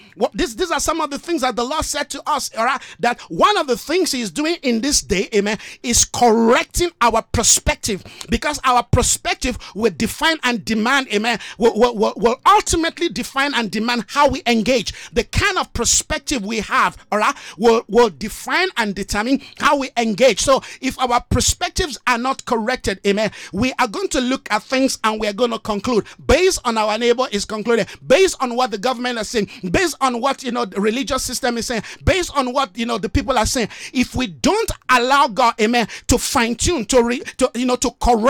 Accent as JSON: {"language": "English", "country": "Nigeria", "said": "I love my country. I'm a Nigerian. I love my country as a Nigerian, but guess what? That's just a place of birth for me."}